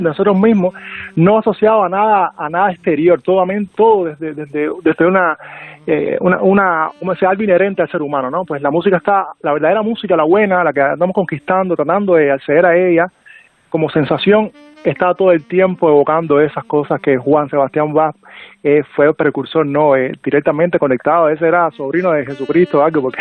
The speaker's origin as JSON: {"language": "Spanish", "country": "Cuba", "accent": "Cuban", "said": "con este acento cubano"}